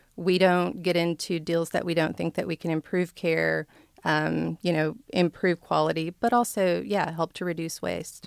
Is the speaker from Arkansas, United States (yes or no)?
yes; Blackwell, Arkansas, United States; moved away as an adult; I grew up in Blackwell, Arkansas, where it was a no-stoplight town